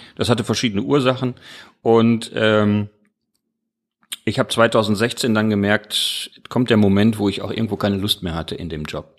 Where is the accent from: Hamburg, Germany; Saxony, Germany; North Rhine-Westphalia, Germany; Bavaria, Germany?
North Rhine-Westphalia, Germany; Mülheim an der Ruhr; now in Duisburg, Germany; ich komme ja aus Mülheim